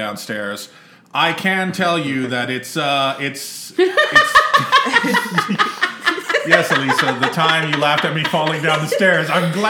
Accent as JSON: {"language": "English", "region": "Texas", "country": "United States", "tie": "born or raised there", "said": "growing up in Texas"}